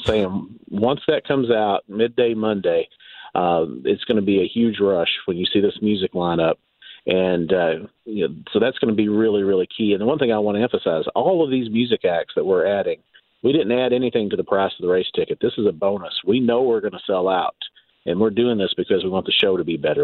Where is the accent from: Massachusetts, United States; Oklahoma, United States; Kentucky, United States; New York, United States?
Kentucky, United States; Eastern; also born or lived in Lexington, Kentucky / Louisville, Kentucky; I grew up in Eastern Kentucky, but you know, I lived in Lexington for many years. Actually, lived in Louisville for a while